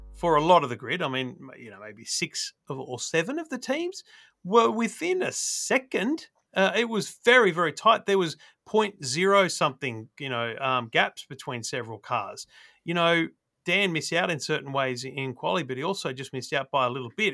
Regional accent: Australia; as an Aussie

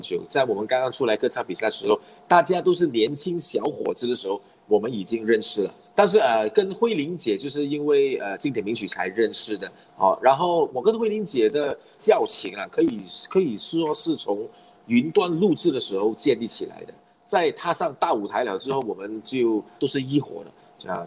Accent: Perak, Malaysia; 我们同样是来自霹雳州的

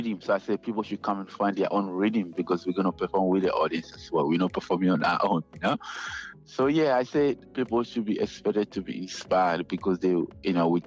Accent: Accra, Greater Accra, Ghana; English is a second language; moved away as an adult; now in Sydney, Australia; Jamestown is the place that I grew up in Ghana.

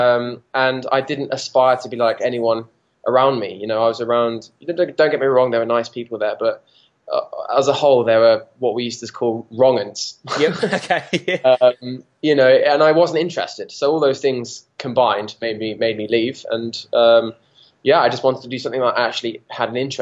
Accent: Watford, East of England, United Kingdom; I grew up just outside London, actually, in a place called Watford.

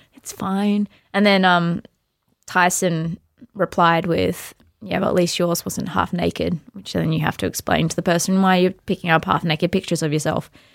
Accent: Australia; we're very Australian

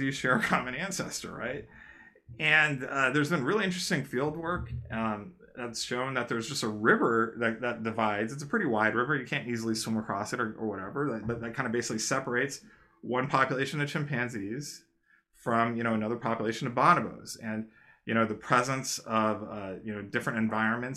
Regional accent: United States; I came here and I was raised in the United States

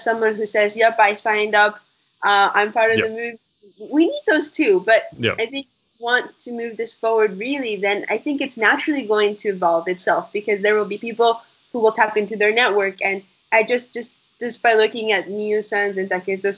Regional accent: United States; also born or lived in Spain; now in Japan; I'm from America, but my roots are from Latin America

